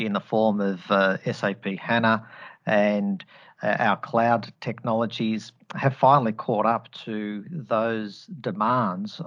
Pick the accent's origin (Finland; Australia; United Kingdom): Australia; accent: Australian twang; I'm Australian born and bred, hence the accent. So apologies if you are hearing an Australian twang coming through the line here.